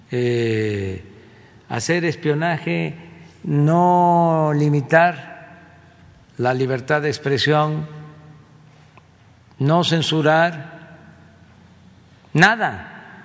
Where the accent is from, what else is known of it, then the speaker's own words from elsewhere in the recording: Mexico; somos todos mexicanos